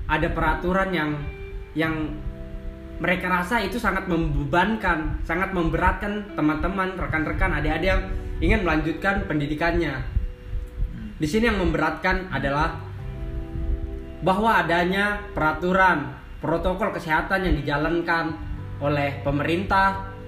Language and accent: Indonesian; Penajam Paser Utara, East Kalimantan, Indonesia; Saya asli dari Penajam Pasir Utara.